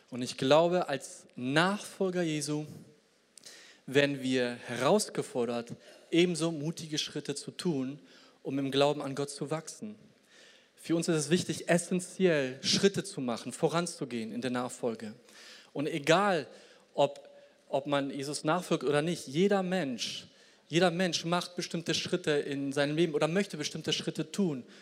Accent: Poland; Und ich komme selber aus Polen. Ich hoffe immer, dass meine Landsleute da irgendwie weiterkommen.

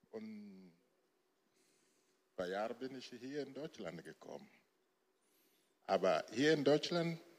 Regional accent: Lomé, Maritime, Togo; German is a second language; now in Germany; ich bin, ich komme aus Togo und ich bin in einer Familie Islam aufgewachsen.

